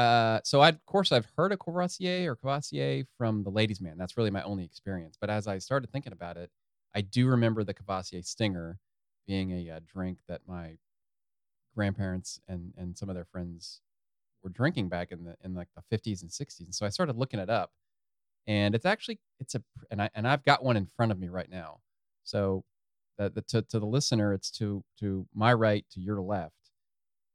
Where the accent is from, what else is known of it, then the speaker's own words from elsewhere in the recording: Ohio, United States; we're from Ohio.